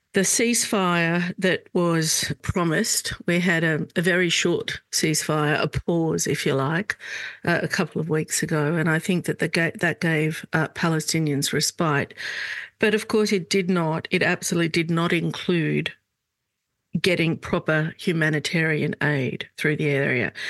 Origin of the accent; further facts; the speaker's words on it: Australia; also born or lived in Lebanon; I'm Lebanese Australian